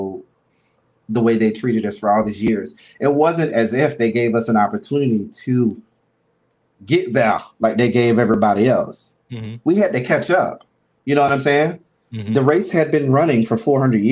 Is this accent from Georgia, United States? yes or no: yes; Albany, Georgia, United States; moved away; being in Albany, Georgia, you know, born and raised in the South